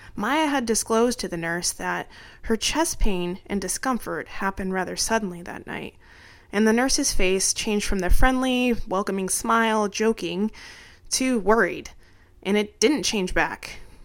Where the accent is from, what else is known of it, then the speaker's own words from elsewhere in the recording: Arizona, United States; moved away; my home state of Arizona